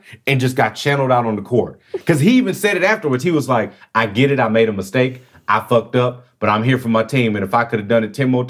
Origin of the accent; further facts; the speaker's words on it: Houston, Texas, United States; I'm from Houston.